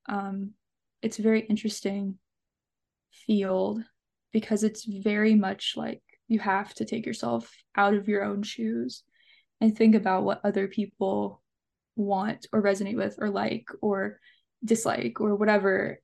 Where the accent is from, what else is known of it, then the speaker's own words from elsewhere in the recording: Allen County, Kentucky, United States; also born or lived in Bowling Green, Kentucky; growing up in Allen County specifically